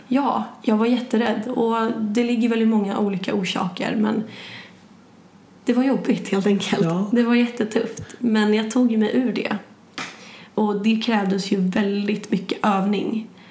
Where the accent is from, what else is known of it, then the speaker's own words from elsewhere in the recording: Sandviken, Gävleborg County, Sweden; moved away; jag kommer ju från Sandviken